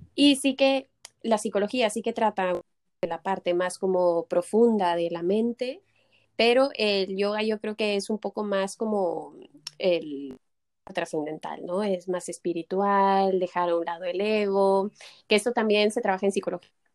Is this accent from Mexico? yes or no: yes; Mexico; moved away as an adult; now in Barcelona, Spain; yo soy mexicana, pero ya llevo 10 años, 11 aquí en Barcelona